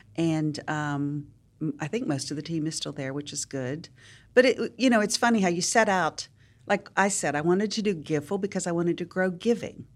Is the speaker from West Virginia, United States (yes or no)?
yes; Wheeling, West Virginia, United States; moved away as an adult; now in Nashville, United States; I grew up in Wheeling, West Virginia, very big Catholic family